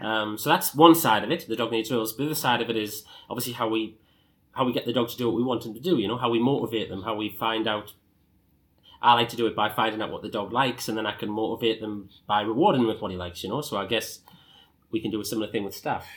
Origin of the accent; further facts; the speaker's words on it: Sunderland, North East England, United Kingdom; I started off as a dog walker in my hometown of Sunderland